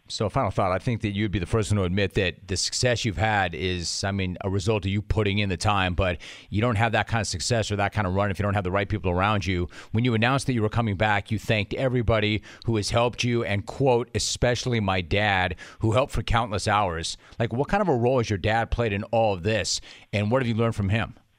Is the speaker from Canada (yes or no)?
no; Calabasas, California, United States; I grew up in Calabasas. I went to Calabasas High School